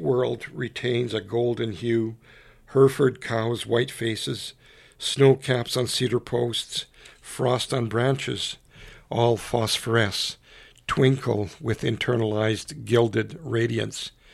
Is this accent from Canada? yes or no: yes; Canada; I grew up in a little island of French Canadians